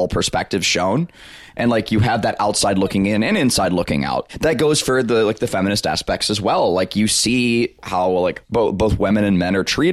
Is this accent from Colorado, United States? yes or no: no; South Alabama, United States; I grew up in South Alabama